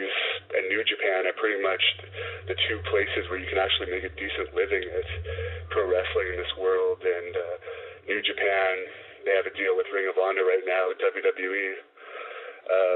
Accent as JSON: {"language": "English", "country": "Canada", "said": "as a Canadian"}